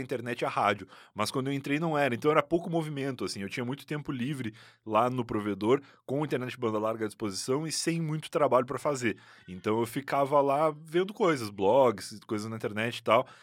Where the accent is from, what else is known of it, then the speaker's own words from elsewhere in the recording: Rio Grande, Rio Grande do Sul, Brazil; moved away as an adult; now in São Paulo, Brazil; eu nasci em Rio Grande, que é uma cidade no sul do Rio Grande do Sul